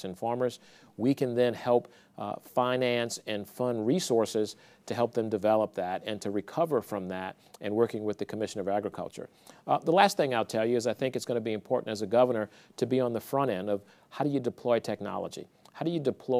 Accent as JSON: {"language": "English", "town": "New Orleans", "region": "Louisiana", "country": "United States", "moved": "as an adult", "lives_now": "Lafayette, United States", "said": "I'm originally from New Orleans, but I moved there from there in 1987 to go to USL"}